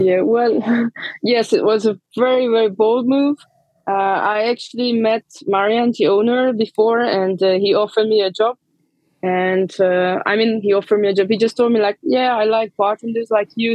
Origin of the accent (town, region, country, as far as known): Romania; born or raised there; moved away as an adult; also born or lived in London / Geneva